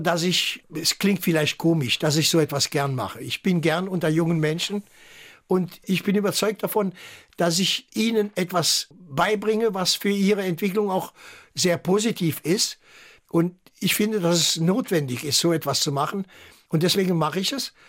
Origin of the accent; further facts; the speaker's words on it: Saarland, Germany; first language French; also born or lived in Agen, France / Saarbrücken; ich bin Saarländer, ich bin Deutscher